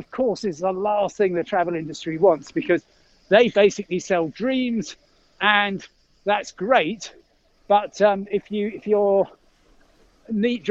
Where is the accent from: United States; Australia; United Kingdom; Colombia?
United Kingdom; Crawley, South East England; I'm from Crawley